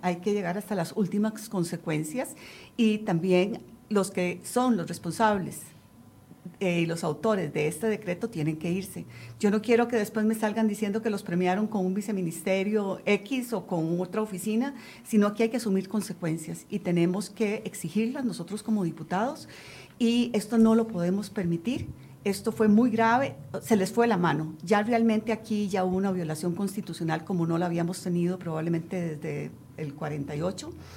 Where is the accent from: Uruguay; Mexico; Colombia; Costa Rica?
Costa Rica; yo como costarricense y como diputada